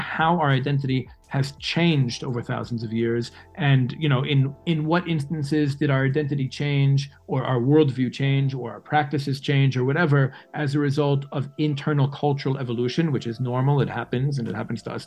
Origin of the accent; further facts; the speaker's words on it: New York City, New York, United States; moved away as an adult; now in Israel; I lived the first almost 22 years of my life in New York City. I guess I'm much more of a New Yorker than I am an American.